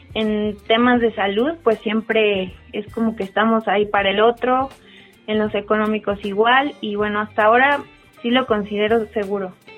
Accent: Mexico City, Mexico; soy de la Ciudad de México y tengo 29 años

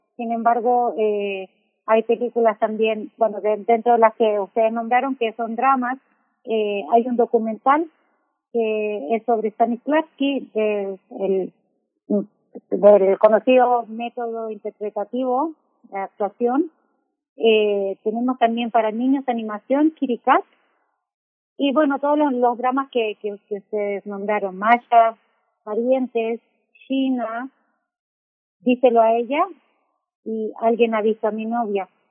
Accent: Chile; moved away as an adult; now in Mexico; soy chilena, eh, pero llevo 16 años acá

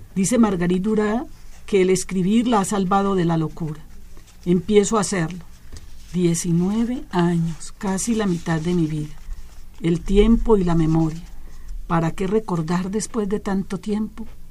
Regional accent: Colombia; also born or lived in Chile; now in Mexico; yo soy de origen colombiano, también soy mexicana, muchas gracias a, esta tierra que me ha acogido

